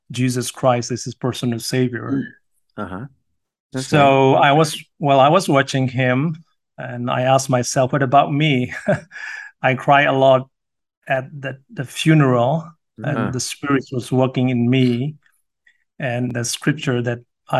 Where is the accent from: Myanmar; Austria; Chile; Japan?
Myanmar; I'm from the little town called Kalinyo